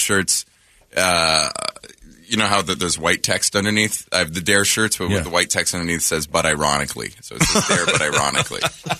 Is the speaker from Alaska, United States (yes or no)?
no; Corpus Christi, Texas, United States; moved away; also born or lived in Georgia; I grew up in Texas and Georgia.